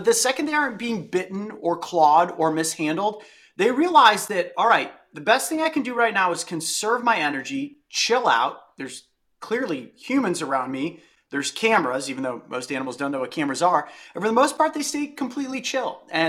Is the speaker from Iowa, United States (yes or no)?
no; Ohio, United States; Where I grew up in Northeastern Ohio, I had an entire adventurous childhood